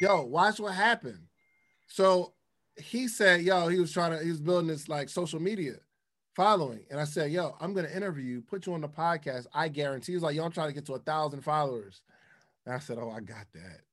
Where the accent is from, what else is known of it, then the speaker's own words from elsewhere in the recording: the North, United States; I'm from the North